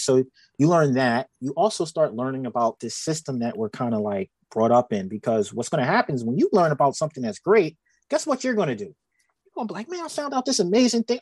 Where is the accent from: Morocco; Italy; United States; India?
United States; Pennsylvania; I'm from Pennsylvania and I worked in New Jersey